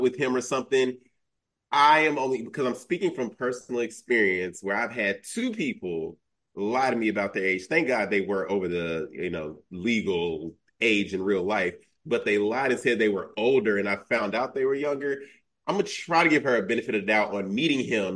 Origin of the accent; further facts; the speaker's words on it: Chicago, Illinois, United States; I'm born and raised in Chicago